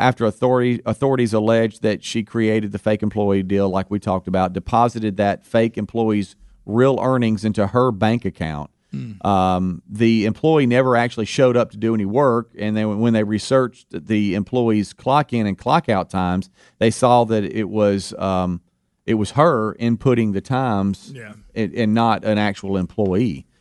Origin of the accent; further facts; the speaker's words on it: Pascagoula, Mississippi, United States; I'm from Pascagoula, Mississippi, right there on the line of Alabama and Mississippi in that general area